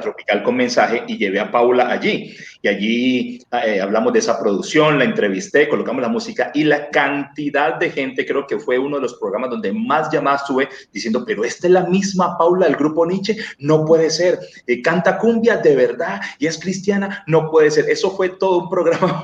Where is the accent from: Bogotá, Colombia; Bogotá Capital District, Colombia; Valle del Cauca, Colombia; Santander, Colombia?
Valle del Cauca, Colombia; Cali; la tierra donde yo nací también, de Cali